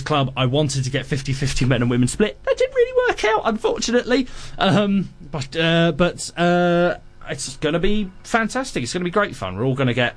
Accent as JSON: {"language": "English", "region": "England", "country": "United Kingdom", "said": "me being English"}